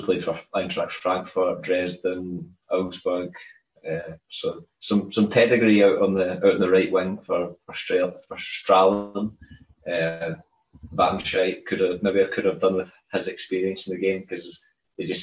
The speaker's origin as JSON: {"language": "English", "region": "Scotland", "country": "United Kingdom", "said": "I'm Scottish."}